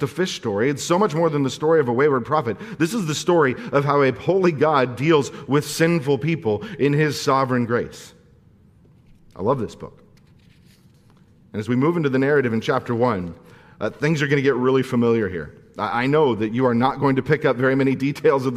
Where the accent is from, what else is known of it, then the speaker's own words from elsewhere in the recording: Santa Clarita, California, United States; I'm from Santa Clarita